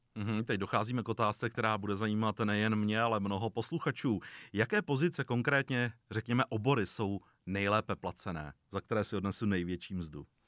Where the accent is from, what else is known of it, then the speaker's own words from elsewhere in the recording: Czechia; Jako Češi jsme většinou, nebo aspoň vnímám, konzervativní národ